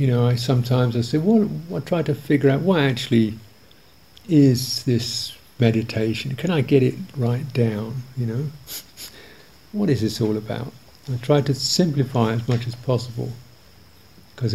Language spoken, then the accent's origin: English; England, United Kingdom; I'm too English